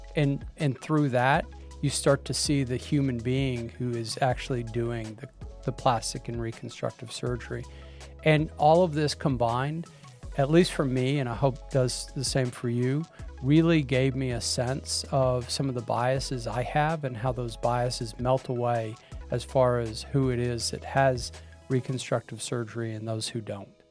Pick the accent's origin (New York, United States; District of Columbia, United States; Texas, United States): Texas, United States; I'm from Texas